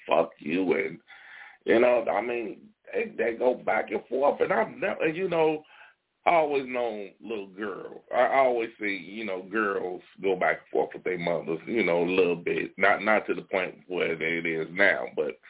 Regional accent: Gary, Indiana, United States; I'm from Gary, Indiana. We all from Gary

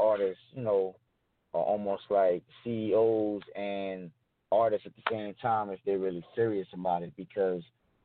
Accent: New York City, New York, United States; I'm from the Bronx, New York

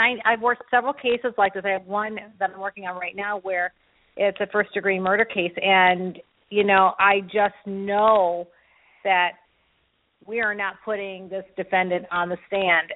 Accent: Grand Rapids, Michigan, United States; I grew up in Grand Rapids, Michigan, outside of Detroit

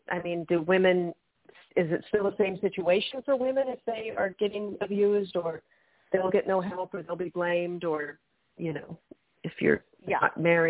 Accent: United States; growing up in the United States

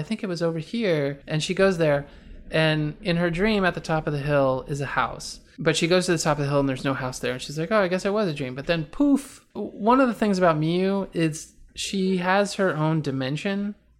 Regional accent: East Coast, United States; Just so you know, I'm from the East Coast. We're actually both from the East Coast.

